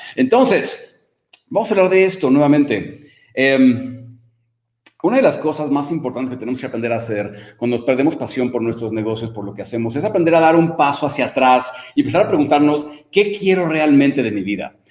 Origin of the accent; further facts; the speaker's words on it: Mexico; como decimos en México